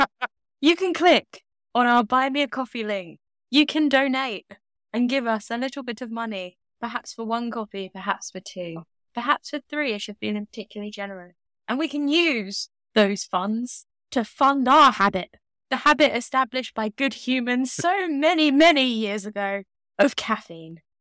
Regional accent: United Kingdom; accent: British; my accent is not considered lovely, warm, and British. I mean, it's definitely British

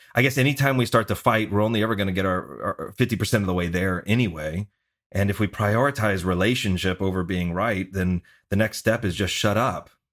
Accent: the South, United States; moved away; I'm from the South originally.

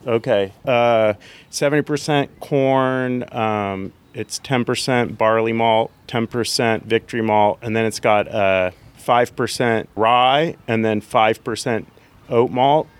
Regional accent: California, United States; now in Tennessee, United States; I'm from California.

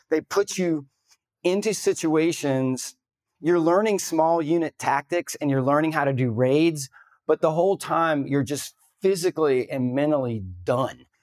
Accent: the South, United States; I grew up in the South

